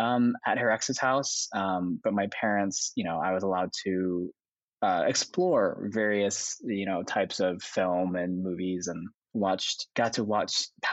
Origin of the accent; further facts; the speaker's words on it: Yiyang, Hunan, China; born there; I was adopted from Hunan, China. Like I was in the city specifically was Yiyang.